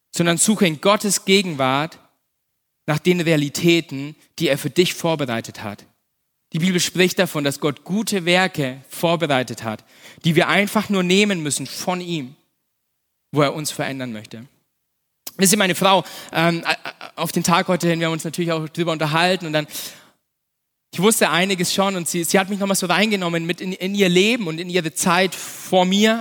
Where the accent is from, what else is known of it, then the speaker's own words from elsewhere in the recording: Nuremberg, Bavaria, Germany; also born or lived in Erlangen; ich bin ja in Nürnberg aufgewachsen, ich bin ein, bin ein echter Franke, ein echter Nürnberger